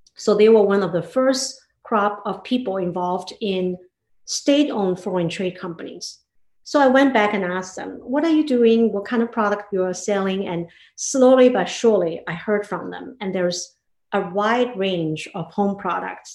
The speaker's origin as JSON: {"language": "English", "town": "Hangzhou", "region": "Zhejiang", "country": "China", "tie": "born or raised there", "moved": "as an adult", "lives_now": "United States", "said": "I grew up in China in a beautiful city called Hangzhou"}